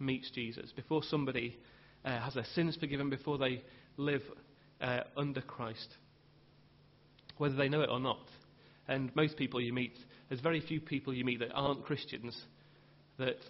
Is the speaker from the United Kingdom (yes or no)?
yes; England, United Kingdom; as English people